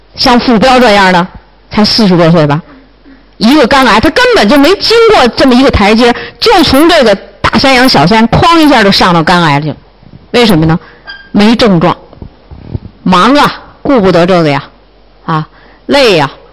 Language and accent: Chinese; China; 我们中国人